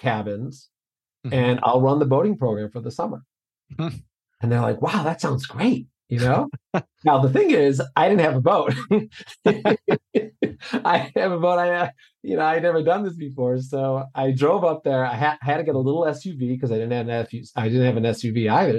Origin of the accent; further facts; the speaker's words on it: Lake Michigan, Illinois, United States; also born or lived in Iowa; we were raised on Lake Michigan here in Illinois